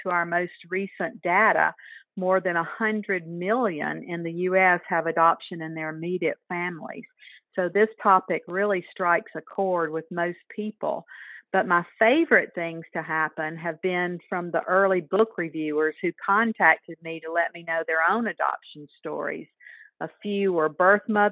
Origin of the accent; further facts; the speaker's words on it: the South, United States; since I'm a Southerner